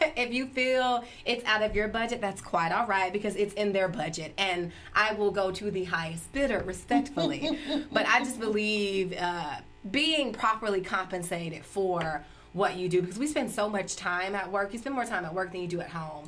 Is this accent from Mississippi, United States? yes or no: yes; Flora, Mississippi, United States; born and raised in Flora